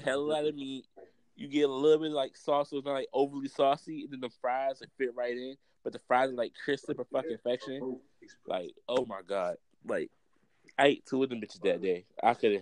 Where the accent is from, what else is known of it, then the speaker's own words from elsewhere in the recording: Virginia, United States; I'm from Virginia.